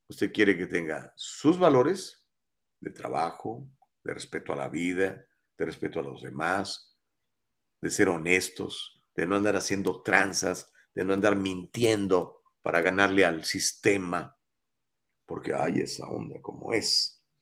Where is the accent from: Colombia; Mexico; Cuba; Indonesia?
Mexico; San Luis Potosí; born there; Ah, yo nací en la Huasteca Potosina, ¿eh? pero híjole, pues amo Guatemala, ¿cómo no?